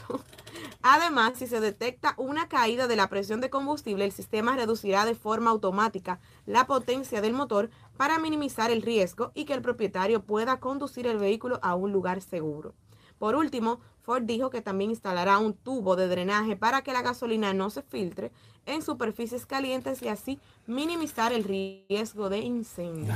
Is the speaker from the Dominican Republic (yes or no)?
yes; Dominican Republic; estamos en República Dominicana